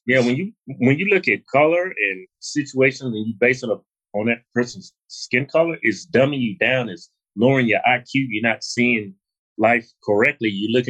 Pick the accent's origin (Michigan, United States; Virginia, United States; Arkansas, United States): Virginia, United States; Martinsville; I'm not from Long Beach. I'm from Martinsville, Virginia.